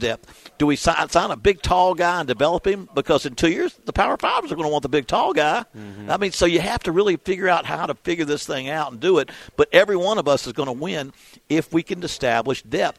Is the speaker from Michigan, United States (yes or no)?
no; West Virginia, United States; moved away; We're both from West Virginia.